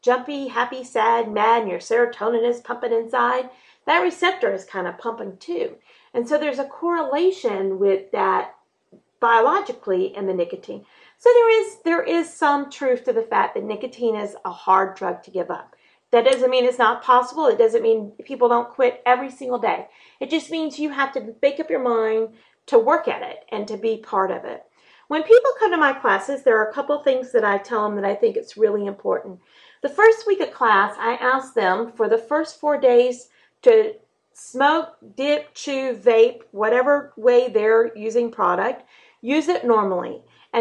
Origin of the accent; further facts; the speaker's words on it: North Florida, United States; I grew up in North Florida in tobacco country